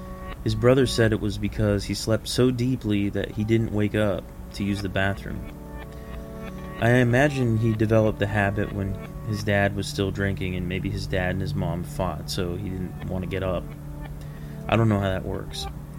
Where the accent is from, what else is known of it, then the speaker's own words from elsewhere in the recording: Lincoln, Nebraska, United States; Growing up in Lincoln, Nebraska, My best friend from first grade through fifth grade was a kid named Chris.